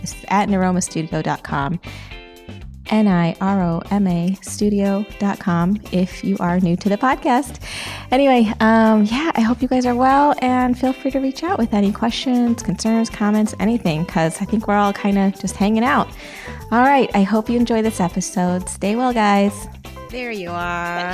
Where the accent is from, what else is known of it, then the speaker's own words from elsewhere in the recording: Michigan, United States; we're both from Michigan